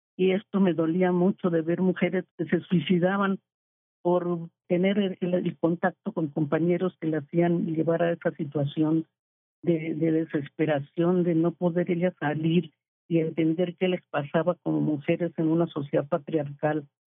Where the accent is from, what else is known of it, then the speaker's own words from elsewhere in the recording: Colombia; moved away as an adult; now in Mexico; Yo llegué a, de Colombia no exiliada porque vine a hacer un curso en anestesiología pediátrica en el infantil de México con mi marido